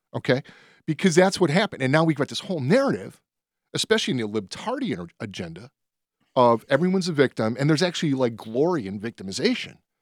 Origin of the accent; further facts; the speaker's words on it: Berwyn, Illinois, United States; I grew up in Berwyn.